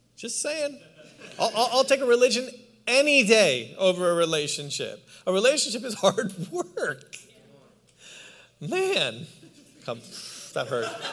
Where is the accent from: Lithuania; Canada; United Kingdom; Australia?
Canada; also born or lived in New York City, United States; now in Palm Springs, United States; I'm Canadian